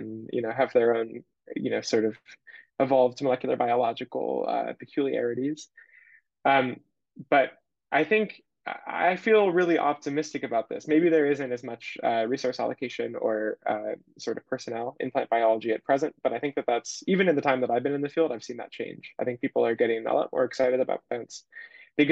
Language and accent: English; Bay Area, California, United States; I'm a California native. I'm from the Bay Area